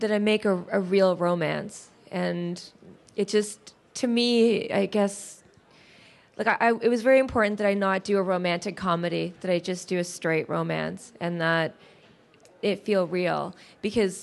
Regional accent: Canada; I'm Canadian. I was born in Canada, but I'm of Arab descent

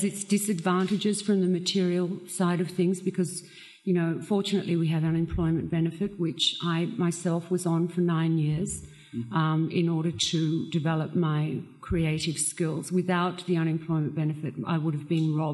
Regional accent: Australia; growing up in Australia

